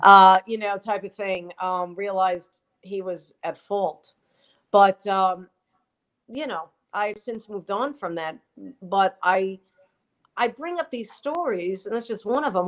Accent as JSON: {"language": "English", "region": "New York", "country": "United States", "accent": "New York", "said": "I'm proud of my New York roots. That's why I did not work on getting rid of my accent"}